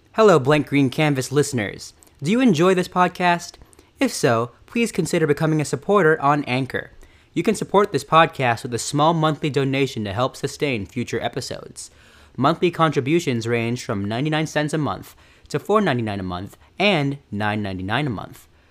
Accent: Fresno, California, United States; we're both from Fresno, California.

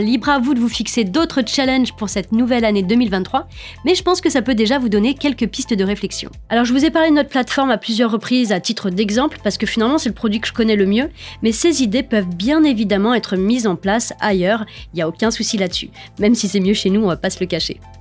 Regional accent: France; nous sommes français et que nous sommes en France

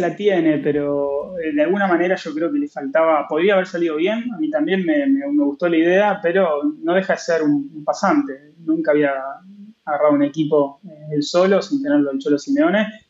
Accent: Rosario, Santa Fe, Argentina; soy rosarino.

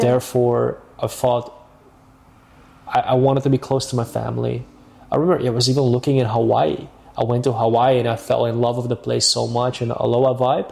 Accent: Amsterdam, North Holland, Netherlands; moved away as an adult; now in Marbella, Spain; I am originally from Amsterdam, mm-hmm. Netherlands.

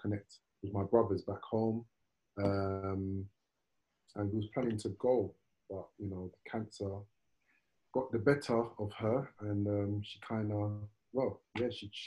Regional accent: London, United Kingdom; born and raised in Brixton

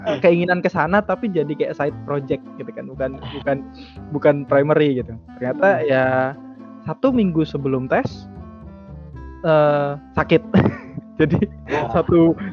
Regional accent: Bojonegoro, East Java, Indonesia; aku lahir di Bojonegoro 27 oh. tahun yang lalu ya itu bulan Maret nah terus uh, eh, SMP SD SD SMP SMA di Bojonegoro

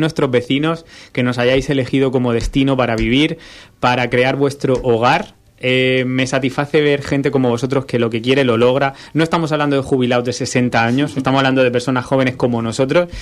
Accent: Cartagena, Region of Murcia, Spain; yo que soy de Cartagena

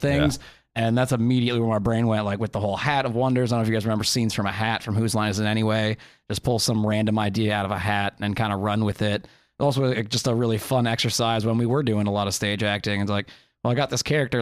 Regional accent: Midwest, United States

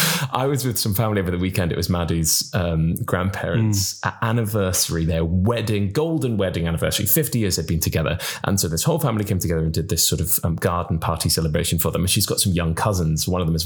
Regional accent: Cardiff, Wales, United Kingdom; I'm from Cardiff. I'm from Cardiff, for God's sake. I know I don't sound like it.

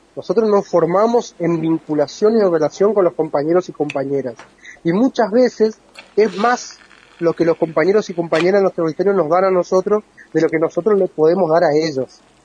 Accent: Formosa, Argentina; Yo soy de Formosa

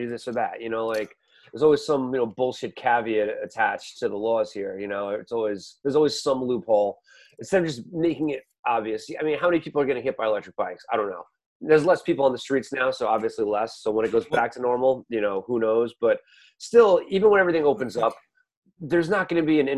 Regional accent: United States; being an American

